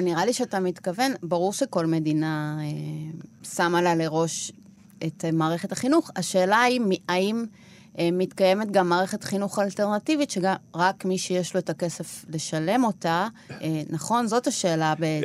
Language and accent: Hebrew; Argentina; Hebrew is a second language; now in Israel; אני מארגנטינה